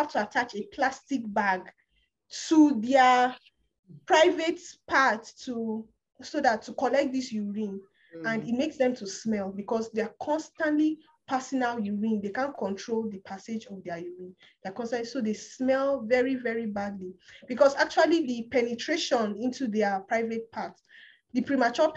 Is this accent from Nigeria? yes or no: yes; Kaduna State, Nigeria; also born or lived in Kogi State; I'm not from Kaduna State, I'm from Kogi State. Yeah. I was born and brought up and still lives in Kaduna State